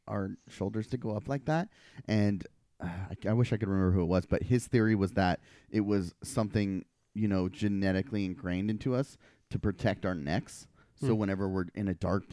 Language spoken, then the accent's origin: English; Portland, Oregon, United States; I grew up in Portland